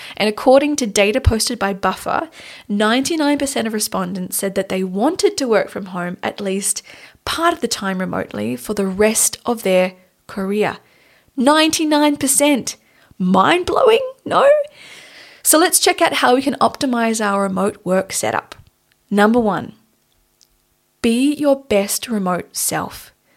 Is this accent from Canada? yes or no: no; Australia; now in Munich, Germany; Tanya and I are based in Munich, Germany, but we're originally, we're from Australia.